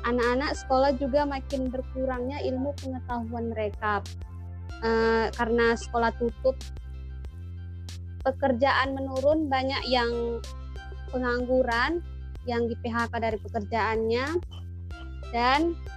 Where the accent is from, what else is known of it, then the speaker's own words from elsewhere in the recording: Tanjung Balai, North Sumatra, Indonesia; Sebelumnya, perkenalkan saya … asal dari Tanjung Balai, Kota Tanjung Balai.